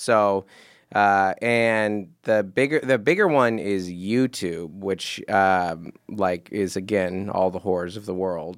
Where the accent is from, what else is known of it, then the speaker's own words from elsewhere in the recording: Seattle, Washington, United States; now in Southern California, United States; I grew up in Seattle